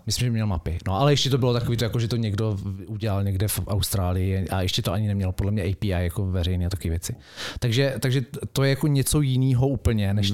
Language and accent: Czech; Brno, South Moravian Region, Czechia; moved away; also born or lived in Mountain View; já jsem z Brna